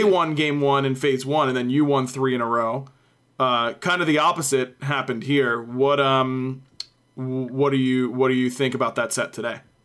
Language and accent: English; United States; I'm American.